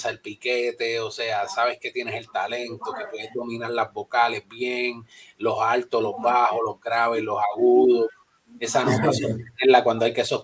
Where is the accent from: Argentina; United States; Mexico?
United States; New York; also born or lived in Bronx; nacido en el Bronx, criado en Nueva York.